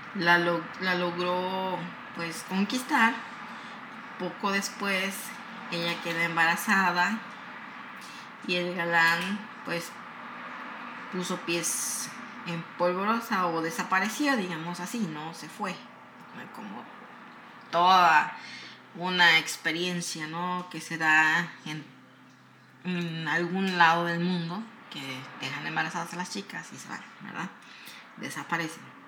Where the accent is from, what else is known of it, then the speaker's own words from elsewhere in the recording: Morelos, Mexico; soy de Morelos, soy de, am, de un lugar donde, este, está cerca de Huautla